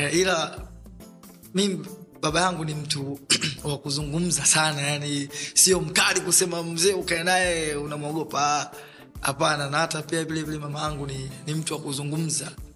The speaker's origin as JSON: {"language": "Swahili", "region": "Dar es Salaam", "country": "Tanzania", "tie": "born or raised there", "said": "mazingira ambayo nayotokea mimi natokea maeneo ya Mabibu, zamani ilipo wilaya ya Kinondoni, lakini sasa hivi ni wilaya ya Ubungo"}